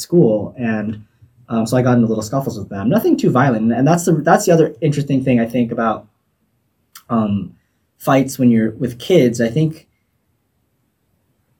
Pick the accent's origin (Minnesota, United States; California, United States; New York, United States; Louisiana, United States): California, United States; Torrance; I grew up in Torrance in Southern California